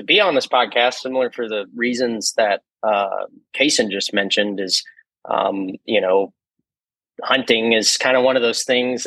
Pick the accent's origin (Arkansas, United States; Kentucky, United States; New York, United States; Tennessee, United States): Arkansas, United States; Texarkana; also born or lived in California; I grew up in Arkansas. I was, grew up most of my life in Texarkana, Arkansas.